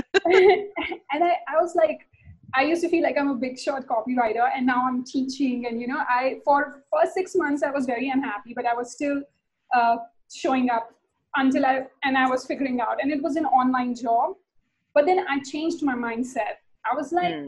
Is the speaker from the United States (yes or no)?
no; India; I'm from India